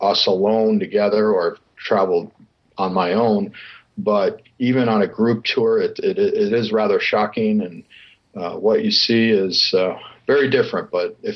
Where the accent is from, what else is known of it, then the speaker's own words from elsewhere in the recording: Chicago, Illinois, United States; now in Newport Beach, United States; I'm originally from Chicago, but I live in Southern California, Newport Beach